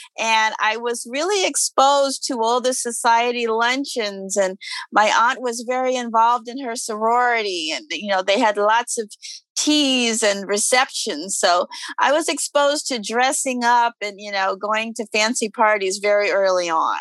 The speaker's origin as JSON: {"language": "English", "area": "Alabama and Florida", "region": "the South", "country": "United States", "tie": "born or raised there", "moved": "yes", "lives_now": "Harlem, United States", "said": "grew up in the South, in Alabama and Florida, and from church-going people"}